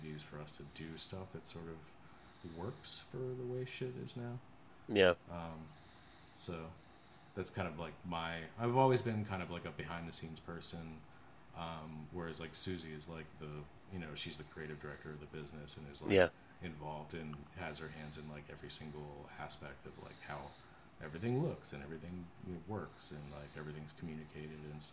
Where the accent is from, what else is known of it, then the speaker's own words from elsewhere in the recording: Pittsburgh, Pennsylvania, United States; moved away as an adult; now in Chicago, United States; I grew up in Pittsburgh, and then I also went to college at CMU in Pittsburgh.